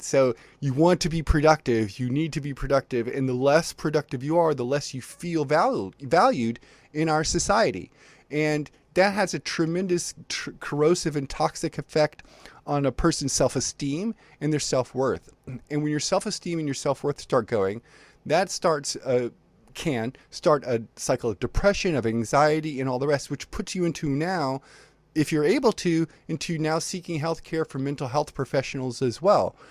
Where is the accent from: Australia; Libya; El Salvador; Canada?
Libya; now in United States; I was born in Libya and, and spent a bunch of time living there before I moved to the United States